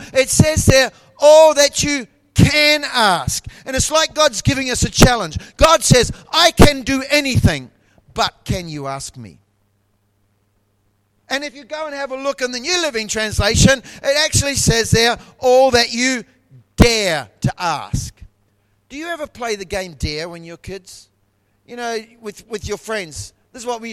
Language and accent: English; Taranaki, New Zealand; moved away as an adult; now in Brisbane, Australia; I was born in New Zealand and I was born in a province called Taranaki